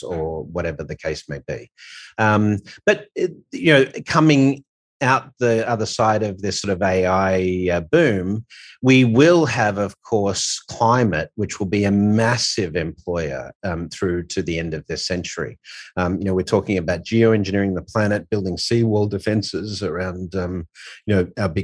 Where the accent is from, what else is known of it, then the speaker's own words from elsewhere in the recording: Australia; As Aussie